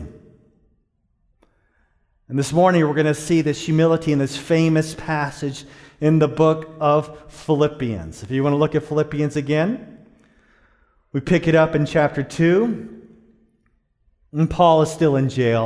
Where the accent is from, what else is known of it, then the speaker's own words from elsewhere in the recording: Dallas, Texas, United States; I grew up in Dallas, Texas, in a place called Pleasant Grove.